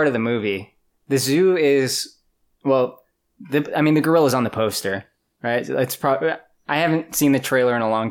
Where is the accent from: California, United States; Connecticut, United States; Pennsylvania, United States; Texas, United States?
California, United States; I'm from California